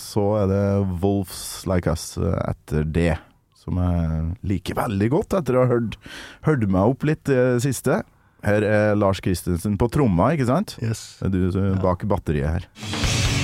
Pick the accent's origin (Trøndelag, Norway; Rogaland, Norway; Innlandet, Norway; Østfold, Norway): Trøndelag, Norway; Kolvereid; moved away; Jeg har vokst opp på Kolvereid